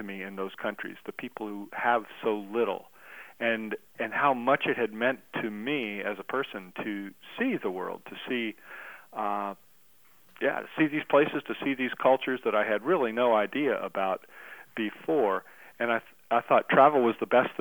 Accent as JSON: {"language": "English", "country": "United States", "said": "being an American"}